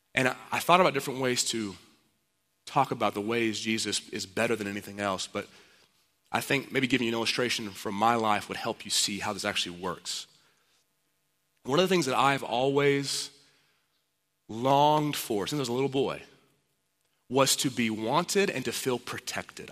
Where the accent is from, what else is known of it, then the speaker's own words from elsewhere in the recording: Dallas, Texas, United States; now in Austin, United States; I'm from Dallas